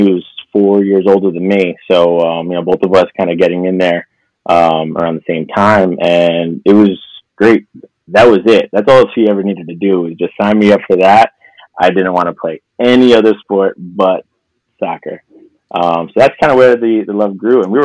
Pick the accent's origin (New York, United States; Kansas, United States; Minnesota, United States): New York, United States; New York City; I'm originally from Middle Village, from Queens. So I grew up there